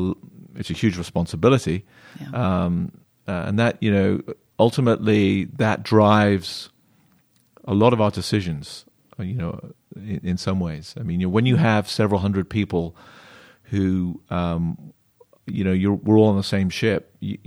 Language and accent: English; England, United Kingdom; I'm an Englishman, with a little boiled spinach, some really bad for me French sauce.